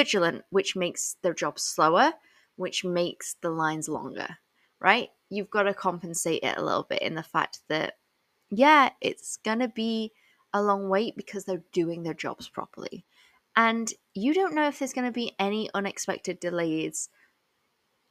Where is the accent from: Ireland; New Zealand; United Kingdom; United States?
United Kingdom; England; I was born and raised in England